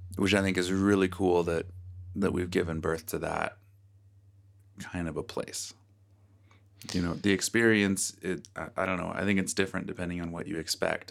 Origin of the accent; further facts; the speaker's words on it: Virginia, United States; moved away; I grew up in Virginia where there was chicken and waffles aplenty